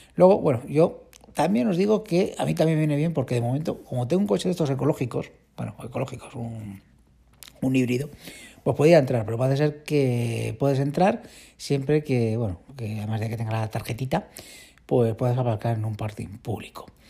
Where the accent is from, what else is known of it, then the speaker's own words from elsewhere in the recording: Community of Madrid, Spain; Yo como madrileño, bueno, madrileño, madrileño del norte, madrileño de, los pueblos limítrofes